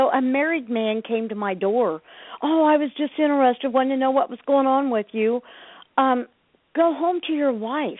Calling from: Ohio, United States; I'm calling from Ohio.

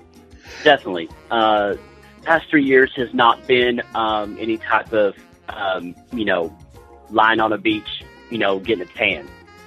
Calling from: Tulsa, Oklahoma, United States; I'm from Tulsa, Oklahoma.

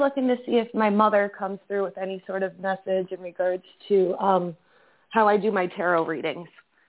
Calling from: Massachusetts, United States; I'm calling from Massachusetts.

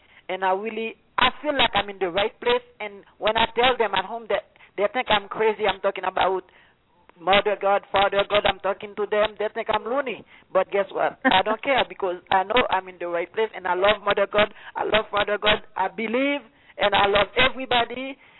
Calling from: Cuenca, Azuay, Ecuador; moved away as an adult; also born or lived in United States; I'm calling from Cuenca, Ecuador.

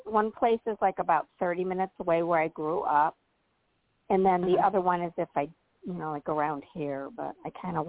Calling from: Illinois, United States; I'm calling from Illinois.

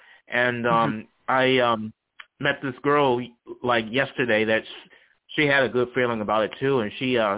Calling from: Charlottesville, Virginia, United States; I'm calling from Charlottesville, Virginia.

